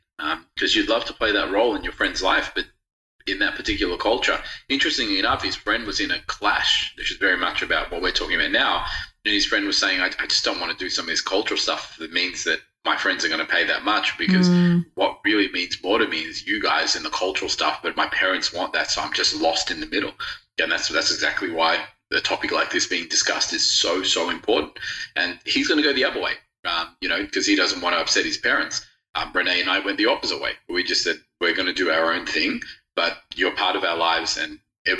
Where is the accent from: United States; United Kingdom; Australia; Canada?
Australia; also born or lived in Rodrigues, Mauritius; I've grown up in Australia